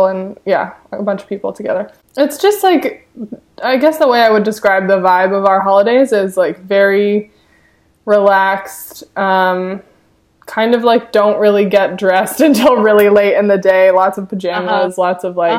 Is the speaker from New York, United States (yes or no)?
yes; Ithaca, New York, United States; I was born in Ithaca, which is not too far from Buffalo